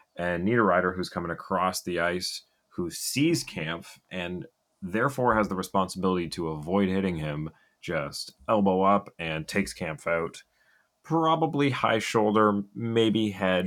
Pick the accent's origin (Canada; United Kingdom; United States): Canada; Ottawa, Ontario; I'm from Ottawa